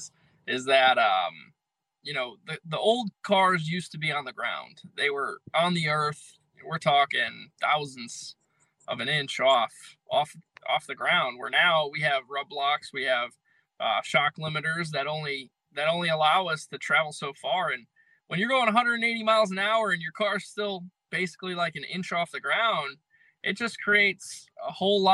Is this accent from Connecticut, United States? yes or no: yes; Connecticut, United States; I'm from Connecticut